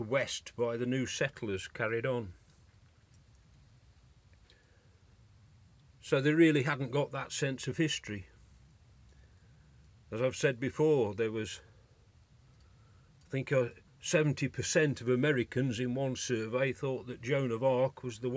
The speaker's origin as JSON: {"language": "English", "country": "United Kingdom", "said": "I'm British"}